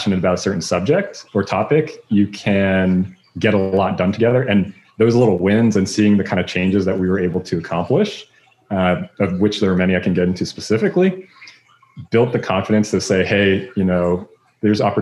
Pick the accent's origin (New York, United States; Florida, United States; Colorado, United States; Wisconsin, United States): Florida, United States; Palm Beach Gardens; moved away; I'm originally from Palm Beach Gardens, Florida